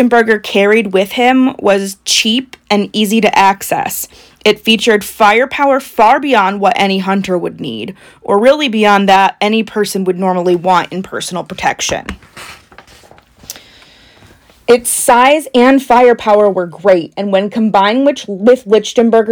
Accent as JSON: {"language": "English", "region": "Indiana", "country": "United States", "said": "we are from Indiana"}